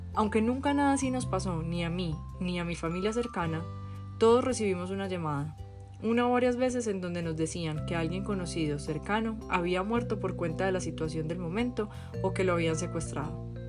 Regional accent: Medellín, Antioquia, Colombia; Yo nací en Medellín, Colombia en 1985, una época de mucha violencia, muchísima, violencia en serio. Crecí yendo en el carro con mi mamá y mis hermanos

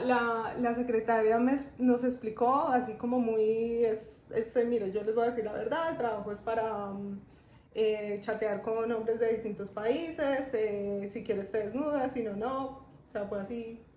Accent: Bogotá, Colombia; moved away as an adult; now in Medellín, Colombia; yo soy de Bogotá.

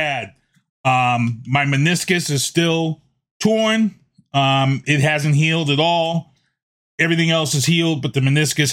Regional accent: Boston, Massachusetts, United States; we grew up in the Mission Hill Projects

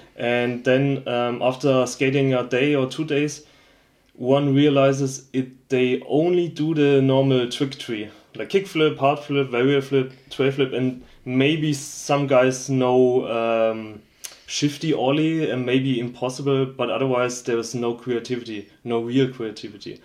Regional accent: Schweinfurt, Bavaria, Germany; I'm actually from Schweinfurt, which is a industrial city

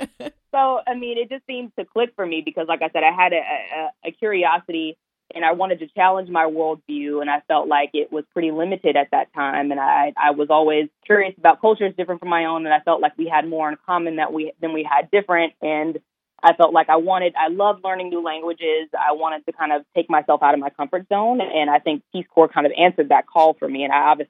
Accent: Baton Rouge, Louisiana, United States; moved away; also born or lived in California; I'm originally from Baton Rouge, Louisiana, and growing up in a mix of cultures, which I didn't know was mixed of cultures until I left there, my great-grandmother, who is Creole, taught me that language, which is a dead language now, kind of like Latin, but it's a broken French.

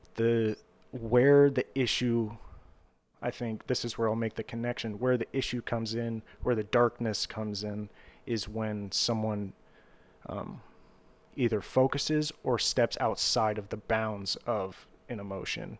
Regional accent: Vandalia, Ohio, United States; my hometown in Ohio

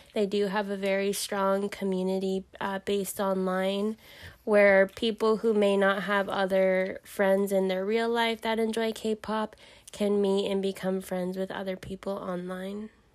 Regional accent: Southern California, United States; I'm from Southern California. I grew up in the valley

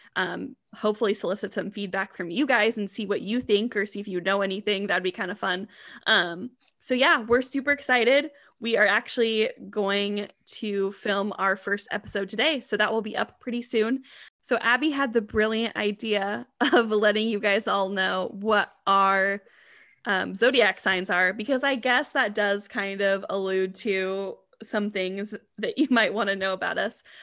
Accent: Washington, United States; we are from Washington State

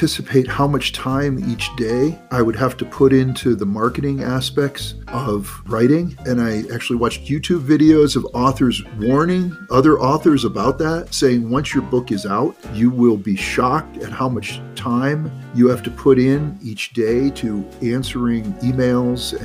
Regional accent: United States; I'm a hugely patriotic American

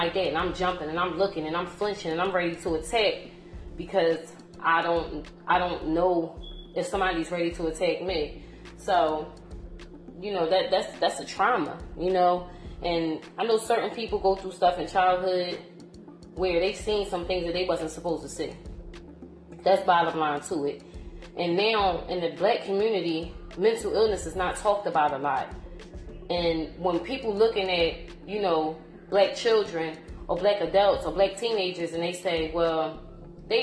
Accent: Philadelphia, Pennsylvania, United States; growing up in North Philly

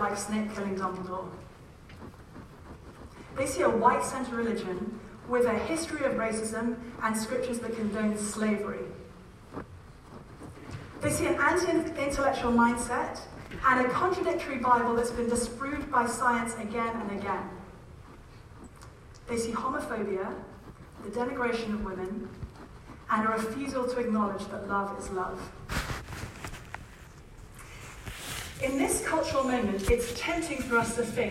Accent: United Kingdom; I'm British

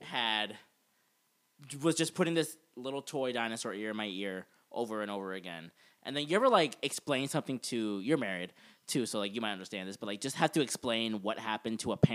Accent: Central Florida, United States; I grew up in Florida, like central Florida, like the countryside of Florida.

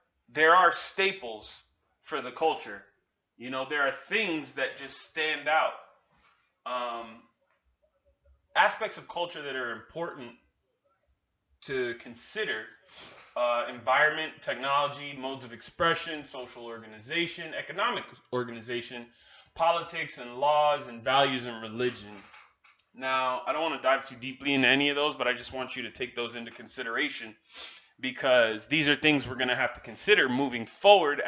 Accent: Miami, Florida, United States; I was born and raised in Miami, Florida, to Caribbean parents

